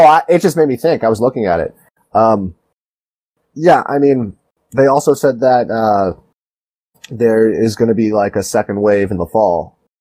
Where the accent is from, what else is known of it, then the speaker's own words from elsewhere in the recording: Toronto, Ontario, Canada; I'm an actor from Toronto, Ontario